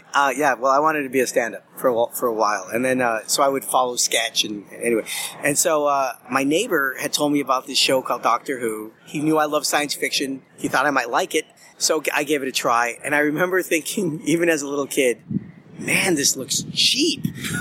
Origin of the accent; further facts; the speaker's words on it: Los Angeles, California, United States; Yes, in L.A., my hometown.